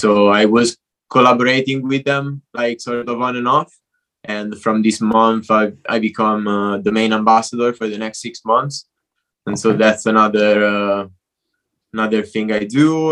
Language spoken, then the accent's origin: English; Italy; moved away as an adult; also born or lived in London; now in Barcelona, Spain; I'm Italian. I grew up in Italy.